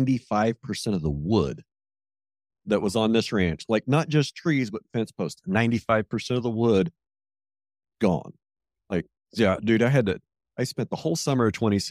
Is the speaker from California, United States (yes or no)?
no; Southeast Montana, United States; born or raised there